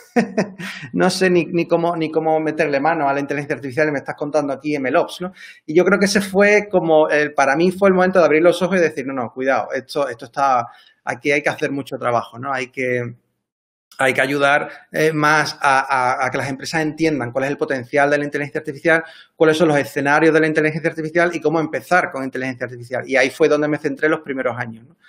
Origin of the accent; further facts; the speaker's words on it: Cádiz, Andalusia, Spain; moved away; also born or lived in Seville; yo soy de Cádiz, estudié en la Universidad de Sevilla